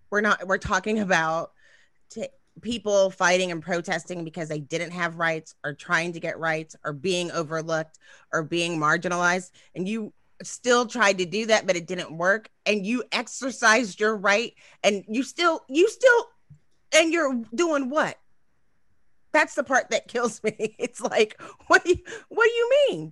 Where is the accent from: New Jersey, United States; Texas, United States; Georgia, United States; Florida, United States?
Texas, United States; I'm from Texas